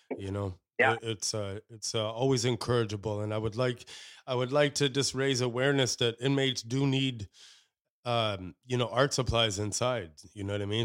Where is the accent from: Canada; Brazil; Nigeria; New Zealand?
Canada; as Canadians doesn't matter, you know, what ethnicity as a Canadian you you're over here